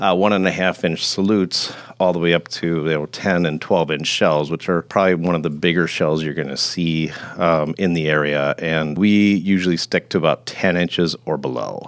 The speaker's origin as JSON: {"language": "English", "town": "Grafton", "country": "United States", "tie": "born or raised there", "moved": "as an adult", "said": "I originally grew up in Grafton, so I'm, uh, somewhat of a lifer"}